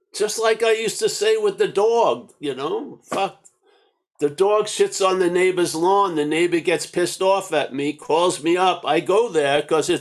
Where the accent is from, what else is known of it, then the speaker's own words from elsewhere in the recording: New York, United States; I'm from New York